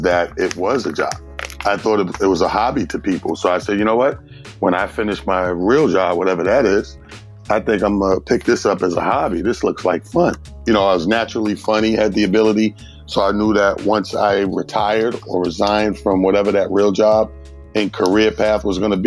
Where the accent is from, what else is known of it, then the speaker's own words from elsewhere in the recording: Mount Vernon, New York, United States; also born or lived in Atlanta, Georgia; I'm born and raised in a small town called Mount Vernon, New York